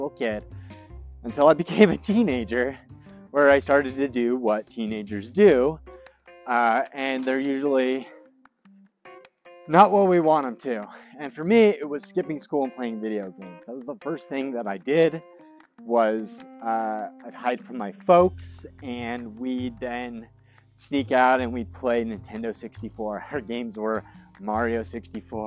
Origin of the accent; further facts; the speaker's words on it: Greeley, Colorado, United States; also born or lived in Fort Collins, Colorado; My family moved to Greeley, Colorado when I was 7 years old